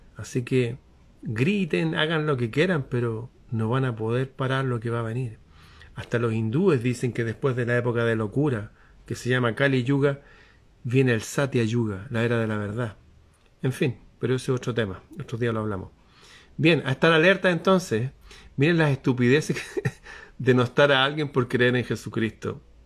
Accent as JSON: {"language": "Spanish", "country": "Chile"}